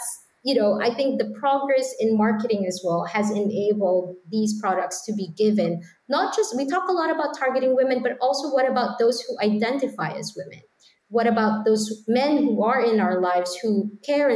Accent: Philippines; moved away; I'm from the Philippines

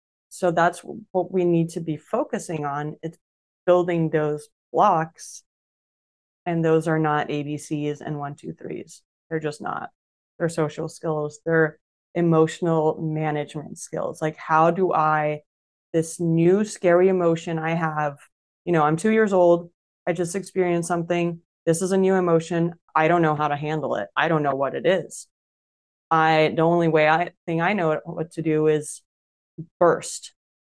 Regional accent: Denmark; also born or lived in Brazil; I was born in Brazil and I lived there until I was 10. So we moved to Denmark when I was 10.

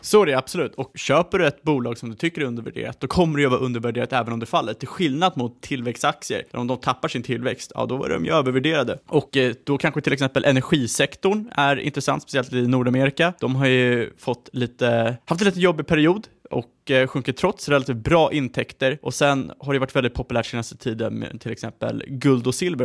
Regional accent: Sweden; som svensk

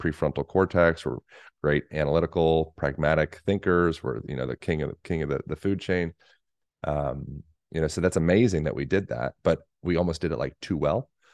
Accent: United States; also born or lived in Boulder, Colorado / Bend, Oregon; I'm American

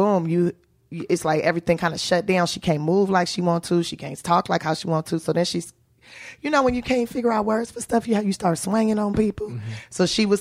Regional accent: Los Angeles, California, United States; I'm from South Central Los Angeles. That's right, baby, born and raised.

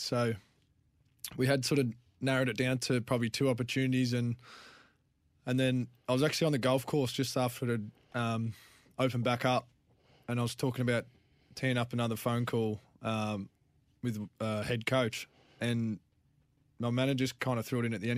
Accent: Clare, South Australia, Australia; moved away; I'm from the Clare Valley.

